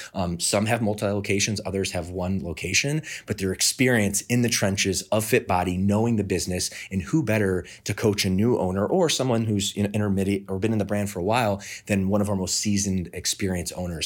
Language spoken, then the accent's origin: English; Midwest, United States; moved away as an adult; now in Southern California, United States; I'm from the Midwest, uh, moved out to Southern California in two thousand four